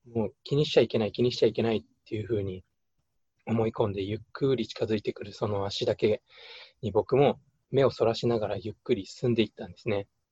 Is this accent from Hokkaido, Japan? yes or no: yes; Hokkaido, Japan; 地元が北海道なんで